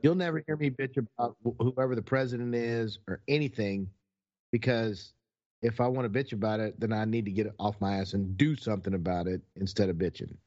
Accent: Texas, United States; I'm from Texas

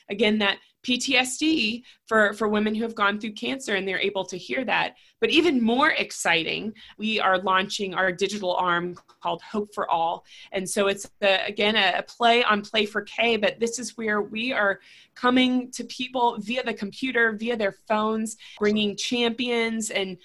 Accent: Raleigh, North Carolina, United States; I'm born and raised in Raleigh. I still have family here.

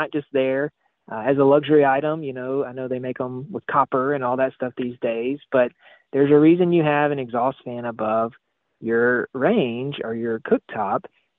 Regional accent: Mississippi, United States; which I'm from Mississippi. I love butter just as much as the next person.

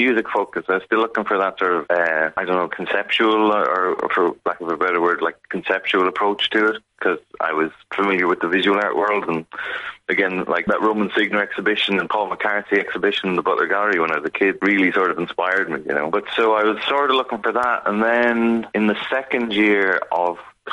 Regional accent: Kilkenny, Leinster, Ireland; moved away as an adult; also born or lived in Chicago / Cork; now in Glasgow, United Kingdom; growing up in Kilkenny at the time in the 90s

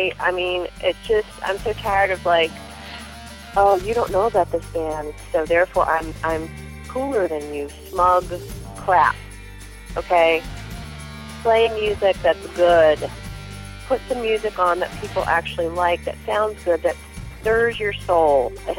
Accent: Kill Devil Hills, North Carolina, United States; I'm from Kill Devil Hills, North Carolina.

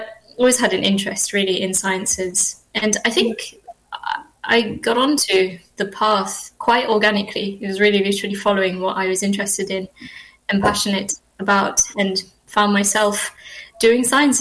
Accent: Mauritius; moved away as an adult; now in United Kingdom; I grew up there. So I spent the first couple of years of life here in the UK and did sort of most of my schooling there in Mauritius, and then moved back to the UK for university education

